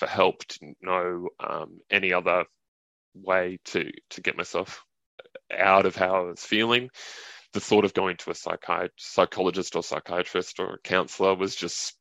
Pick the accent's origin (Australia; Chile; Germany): Australia; Cairns, Queensland; I grew up in Cairns in Far North Queensland.